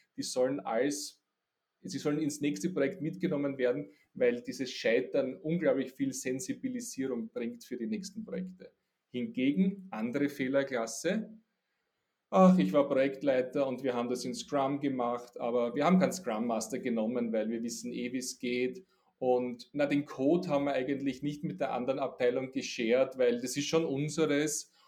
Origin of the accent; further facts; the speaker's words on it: Austria; Ich bin ein Österreicher und ein Europäer